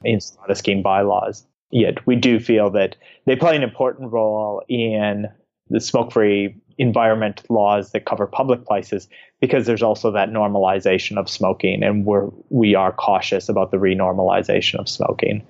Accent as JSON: {"language": "English", "country": "United States", "moved": "yes", "lives_now": "Australia", "said": "as an American"}